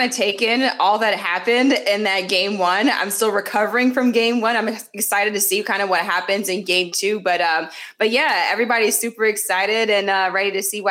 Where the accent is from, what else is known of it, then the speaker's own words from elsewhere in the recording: New York City, New York, United States; moved away as an adult; now in Boston, United States; of course, I'm from New York. I grew up a Knicks fan.